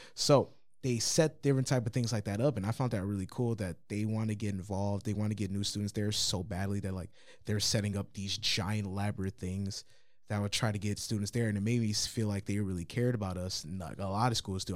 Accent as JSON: {"language": "English", "town": "New Lothrop", "region": "Michigan", "country": "United States", "said": "I'm from New Lothrop"}